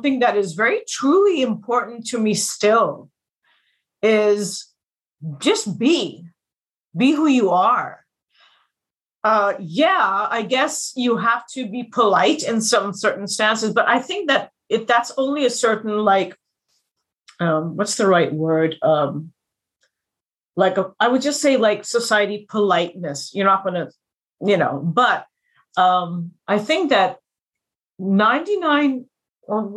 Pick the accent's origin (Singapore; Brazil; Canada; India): India; also born or lived in United States; I was born in India. I went to the States when I was a little kid. I stayed there till I was 8 or 9